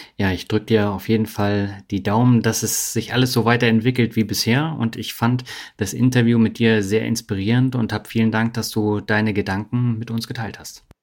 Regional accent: Berlin, Germany; moved away; also born or lived in Lübeck; in Berlin, wo ich aufgewachsen bin

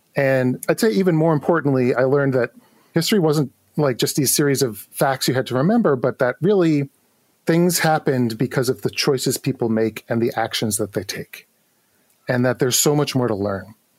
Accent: New York City, New York, United States; I grew up in New York City

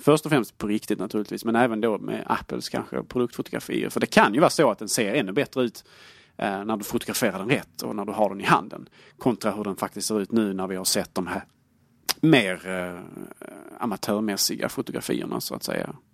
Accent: Sweden; Jag är svensk

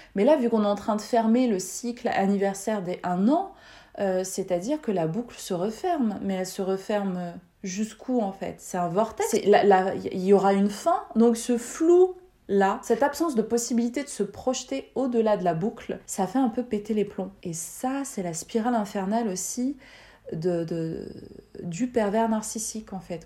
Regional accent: France; Je suis née en France, j'ai fait mes études en France, j'y travaille depuis quatorze ans

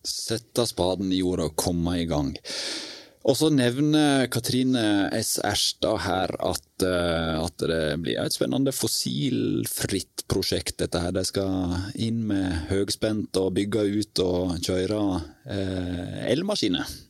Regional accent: Western Norway, Norway; vi er jo vestlendinger begge

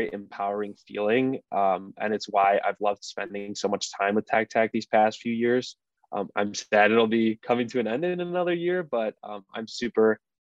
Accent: Detroit, Michigan, United States; I'm from the Metro Detroit area

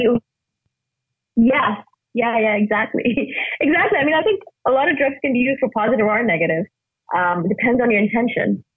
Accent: India; moved away; I'm originally from India

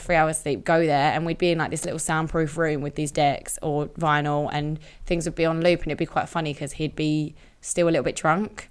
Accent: Romford, London, United Kingdom; I grew up in Romford

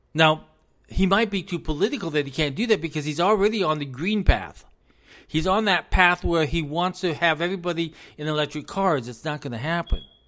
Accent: United States; As an American

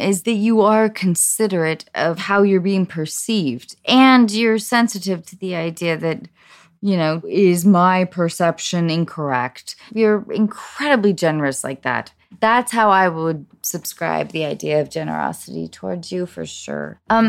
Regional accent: Edmonds, Washington, United States; I felt ownership in my hometown of Edmonds, Washington.

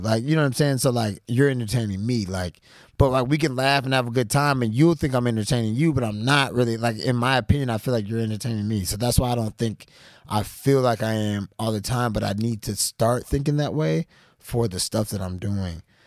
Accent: Atlanta, Georgia, United States; being black, growing up in Atlanta or Georgia

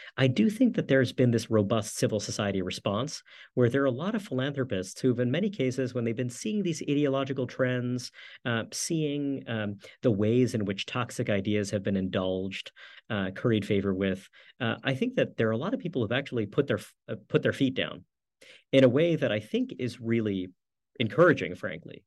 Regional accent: New York City, New York, United States; I grew up in New York City

